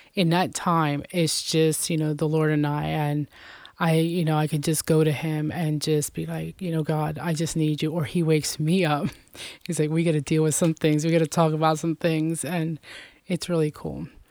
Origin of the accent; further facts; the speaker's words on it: Lebanon, United States; also born or lived in Puerto Rico; I was born there, and I was adopted at the age, it was, like, between ten and fifteen days old, and was raised here in Lebanon all my life.